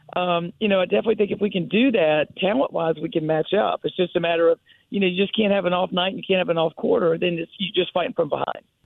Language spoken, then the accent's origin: English; Greensboro, North Carolina, United States; Greensboro, oh. my hometown